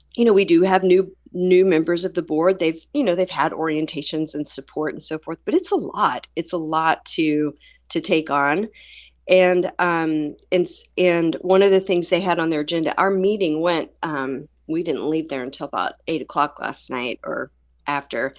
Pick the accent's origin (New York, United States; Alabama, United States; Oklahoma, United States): Oklahoma, United States; Tulsa; this is my hometown. This is the s, the school district that raised me. I'm crazy mad in love with Tulsa